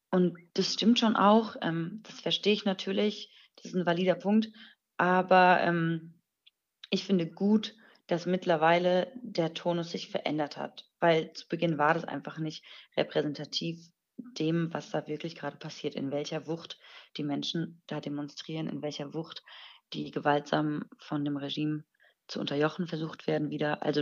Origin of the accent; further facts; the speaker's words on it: Iran; moved away; mich so öffentlich hinzustellen und ähm, zu positionieren als Iranerin im Ausland.